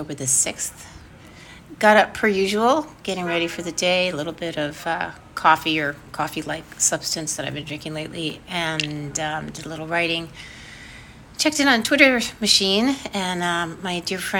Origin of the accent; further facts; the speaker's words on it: New York City, New York, United States; I'm not Jewish, though I grew up in New York City.